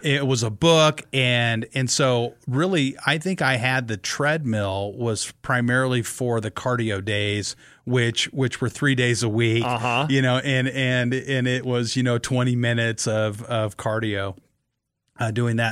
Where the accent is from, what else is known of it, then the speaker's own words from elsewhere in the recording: Kearney, Nebraska, United States; I grew up in Kearney, Nebraska